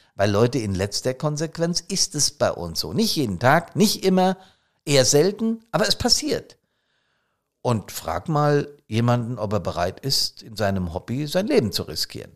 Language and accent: German; Hesse, Germany; accent: Hessisch; auf Hessisch